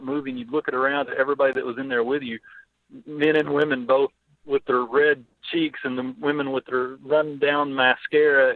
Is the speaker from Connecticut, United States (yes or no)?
no; Piggott, Arkansas, United States; I grew up in Piggott